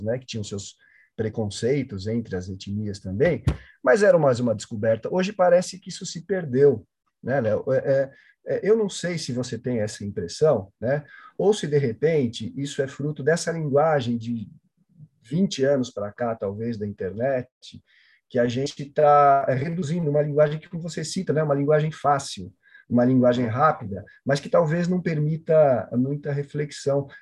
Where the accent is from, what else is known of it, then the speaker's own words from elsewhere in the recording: São Paulo, Brazil; eu também nasci aqui na Zona Sul de São Paulo